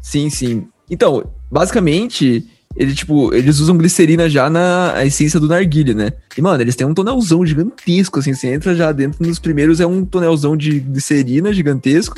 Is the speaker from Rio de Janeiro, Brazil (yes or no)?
no; Bragança Paulista, São Paulo, Brazil; Eu sou de Bragança Paulista, São Paulo